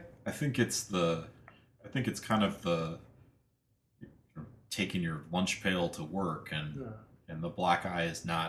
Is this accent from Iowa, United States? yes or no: yes; Iowa, United States; where I grew up in Iowa was just sort of everyone worked for the university or a, you know, something adjacent to the university.